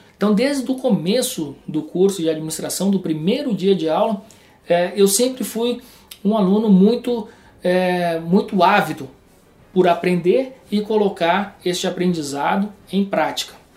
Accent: Rio Grande do Sul, Brazil; moved away; also born or lived in João Pessoa / Porto Alegre; eu acabei decidindo voltar para o Rio Grande do Sul, sou gaúcho

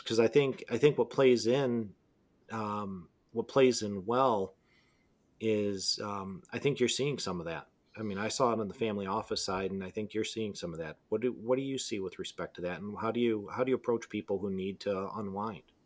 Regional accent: Detroit, Michigan, United States; I'm from Detroit.

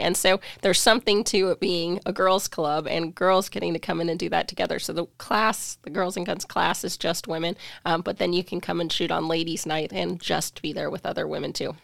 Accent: Spokane, Washington, United States; also born or lived in Pullman; I was born and raised in Spokane

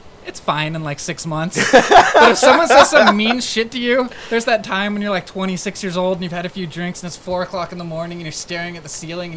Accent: Miami, Florida, United States; I grew up in Miami in the hood with, like, very few white friends

